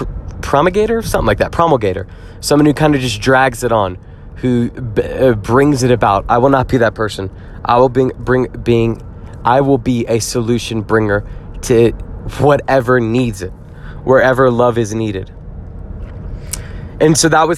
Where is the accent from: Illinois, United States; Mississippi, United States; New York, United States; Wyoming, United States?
Mississippi, United States; Jackson; I grew up in Jackson, Mississippi